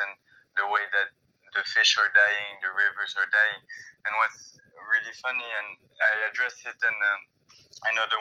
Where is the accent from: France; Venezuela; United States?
France; moved away; I'm French, I come from Europe